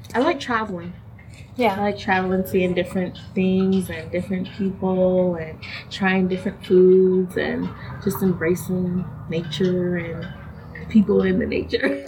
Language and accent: English; New York, United States; now in Des Moines, United States; I was born and raised in New York